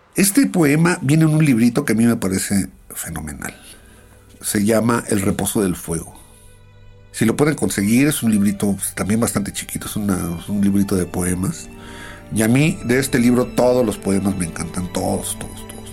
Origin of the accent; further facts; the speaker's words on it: Mexico; siendo los mexicanos tan nacionalistas como somos